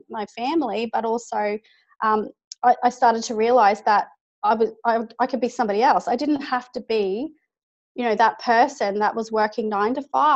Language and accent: English; Brisbane, Queensland, Australia; I'm from Brisbane, Australia, obviously, and not too far from the Gold Coast